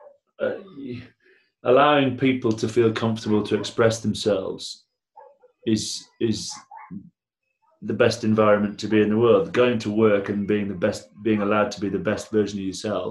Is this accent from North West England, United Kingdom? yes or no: yes; Blackburn, North West England, United Kingdom; I'm from Blackburn.